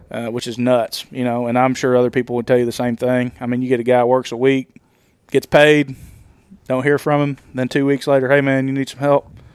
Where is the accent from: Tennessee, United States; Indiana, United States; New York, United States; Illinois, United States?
Tennessee, United States; Nashville; I'm from Nashville and I'm in Alabama right now.